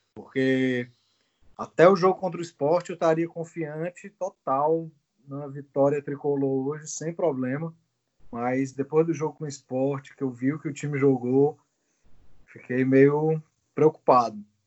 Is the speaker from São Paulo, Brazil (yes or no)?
no; Fortaleza, Ceará, Brazil; moved away; É o primeiro programa de volta à minha terra, né? Primeiro programa aqui de Fortaleza